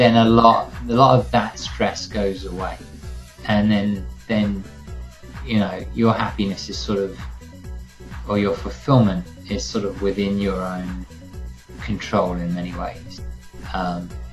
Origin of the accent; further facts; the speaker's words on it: Worthing, South East England, United Kingdom; moved away as an adult; also born or lived in London; now in New York, United States; I'm not from London. I'm from the south coast, from a little town called Worthing